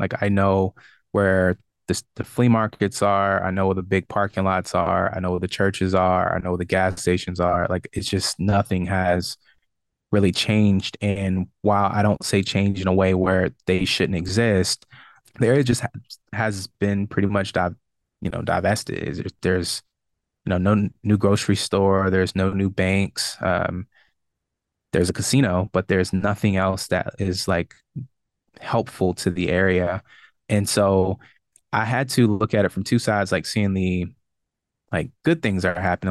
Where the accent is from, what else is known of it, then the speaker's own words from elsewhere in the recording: Richmond, Virginia, United States; moved away as an adult; also born or lived in Brooklyn, New York / Charlotte, North Carolina; back in Richmond and exploring, you know, my hometown